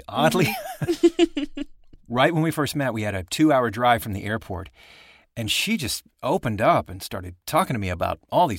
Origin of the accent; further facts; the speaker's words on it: Indiana, United States; Yeah, I grew up in Indiana. Actually, I remember the murders from when I was little.